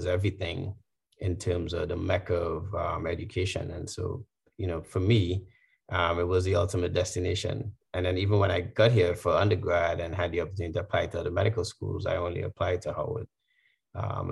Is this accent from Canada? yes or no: no; Trinidad & Tobago; moved away as an adult; also born or lived in Washington, D.C., United States; now in United States; my growing up in Trinidad